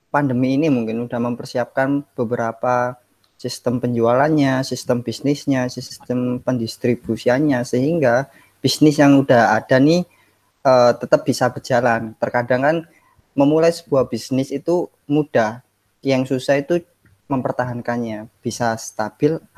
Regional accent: Surabaya, East Java, Indonesia; bahkan di kampung saya sendiri di daerah Surabaya Utara itu tempat ibadah ketika hari Jumat gitu, sholat Jumat sangat padat gitu

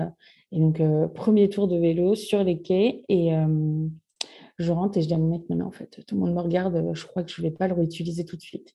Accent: Normandy, France; moved away as an adult; now in Bordeaux, France; je suis normande. Je suis arrivée à Bordeaux pour les études de mon conjoint

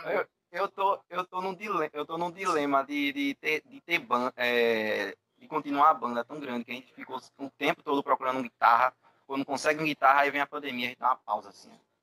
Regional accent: Northeast Region, Brazil; eu como sou nordestino

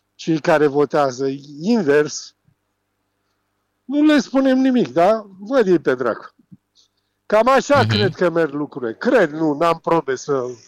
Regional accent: Romania; eu ca român

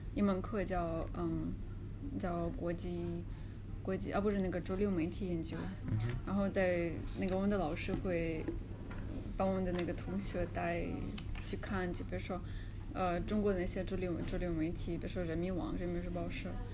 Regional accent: Kazan, Tatarstan, Russia; Chinese is a second language; moved away as an adult; now in Beijing, China; 那个本科是在，呃，嘎善那边上的

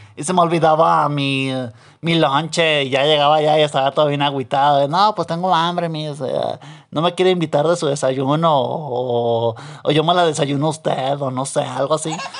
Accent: Mexico; aquí en este país, digo, ya en mi pueblo, menchitón, pues sí está medio jodido. Y aquí pues en México

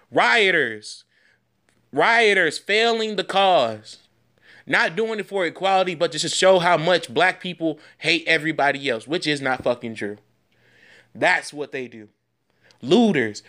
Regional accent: United States; as an American citizen

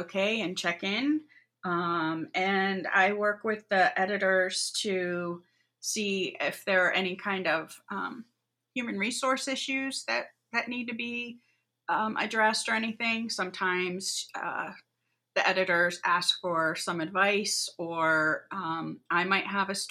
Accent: New Jersey, United States; moved away as an adult; also born or lived in Westerville, Ohio; now in Ohio, United States; I grew up in New Jersey and went to Otterbein in Westerville, Ohio

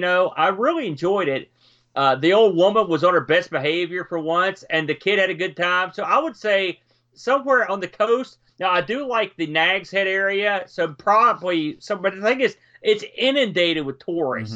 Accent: Jersey Shore, New Jersey, United States; I'm from the Jersey Shore

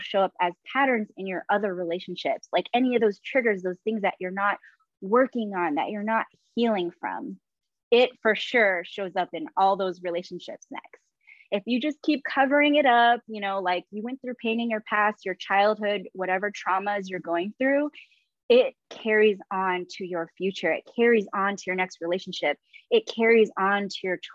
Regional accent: San Diego, California, United States; also born or lived in San Francisco Bay Area, California; I arrived back to San Diego, my hometown.

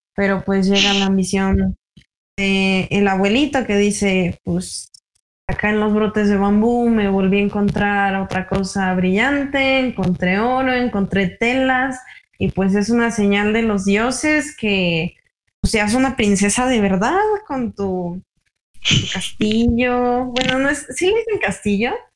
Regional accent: Mexico

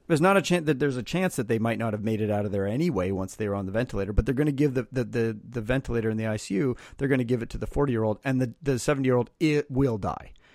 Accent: Canada; now in United States; I'm Canadian

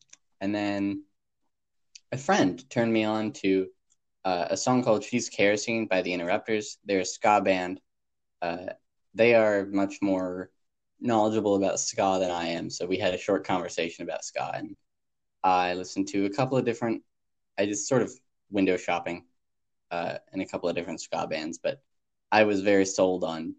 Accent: United States; as an American

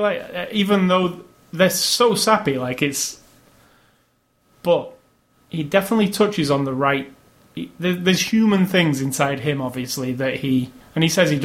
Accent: United Kingdom; I'm British

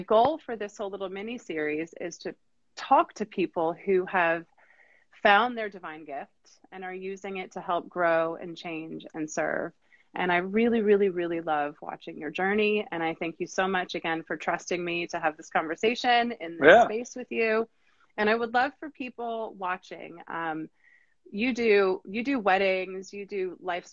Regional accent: Wilmington, North Carolina, United States; We're from Wilmington, North Carolina

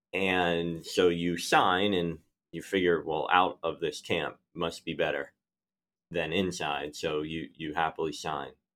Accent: Philadelphia, Pennsylvania, United States; I grew up in Philadelphia

